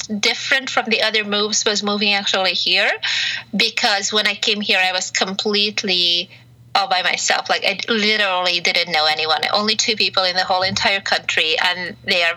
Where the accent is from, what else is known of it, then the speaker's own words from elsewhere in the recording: Hungary; moved away as an adult; also born or lived in Romania / Malta / France / Belgium; now in California, United States; I was born in Hungary, mm-hmm. and then grew up both in Hungary and Romania, back and forth for a few years, and then moved back to Hungary at the age of 15 full time